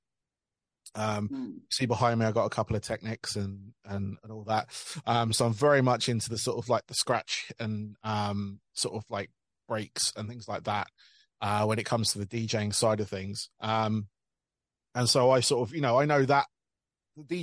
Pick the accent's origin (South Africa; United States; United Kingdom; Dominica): United Kingdom; being British